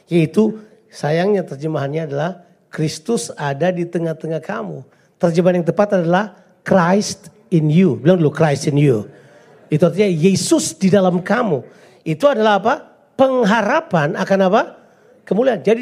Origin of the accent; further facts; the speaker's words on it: Ambon, Maluku, Indonesia; Oke saya suka menyanyi, saya orang Ambon.